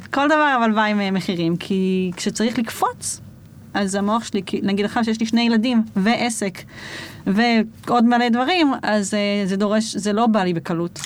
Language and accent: Hebrew; Jerusalem, Jerusalem District, Israel; אני ירושלמית